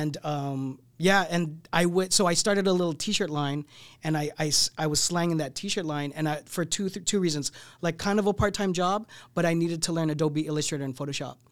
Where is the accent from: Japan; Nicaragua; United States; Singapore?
United States; San Diego, California; moved away as an adult; also born or lived in Torrance; now in Los Angeles, United States; I grew up in San Diego